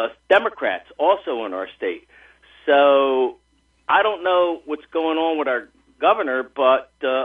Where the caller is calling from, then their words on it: Hamilton, New Jersey, United States; I'm doing very well. This is … from Hamilton.